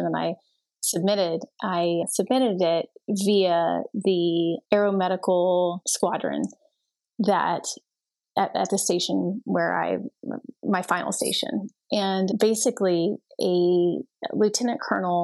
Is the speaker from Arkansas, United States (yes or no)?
no; Texas, United States; I went to one in my hometown and then one in a different town in Texas.